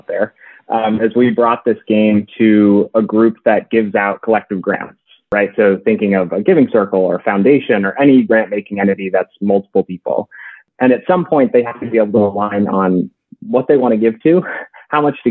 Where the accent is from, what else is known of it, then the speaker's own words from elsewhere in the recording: New Hampshire, United States; moved away as an adult; now in Washington, D.C., United States; I grew up in New Hampshire and a family of educators